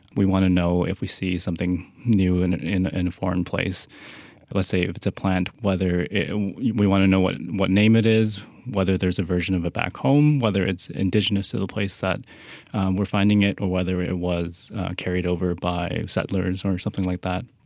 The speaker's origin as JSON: {"language": "English", "town": "Vancouver", "region": "British Columbia", "country": "Canada", "tie": "born or raised there", "also_born_or_lived": "Halifax", "moved": "as an adult", "said": "I grew up in Vancouver when I was a kid"}